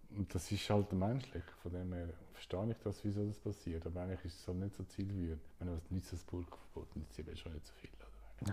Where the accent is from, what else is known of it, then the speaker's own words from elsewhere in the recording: Switzerland; in der Schweiz